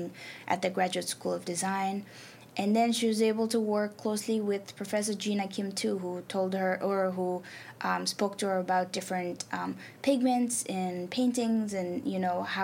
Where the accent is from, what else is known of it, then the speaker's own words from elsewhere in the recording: Nepal; first language Nepali; English is a second language; moved away; I'm from South Asia, I'm from Nepal